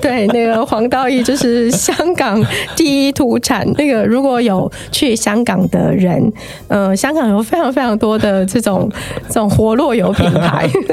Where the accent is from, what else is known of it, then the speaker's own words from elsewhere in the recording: Taiwan; moved away as an adult; now in Hong Kong; 我是台湾人